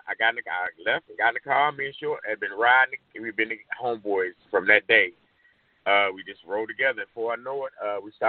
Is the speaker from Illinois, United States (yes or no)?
no; Oakland, California, United States; Uh, I'm from I'm from Acorn.